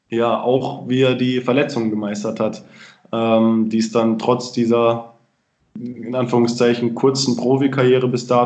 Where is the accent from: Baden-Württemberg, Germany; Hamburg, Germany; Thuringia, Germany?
Baden-Württemberg, Germany; Freiburg; auch wieder nach Freiburg in meine Heimat gezogen bin.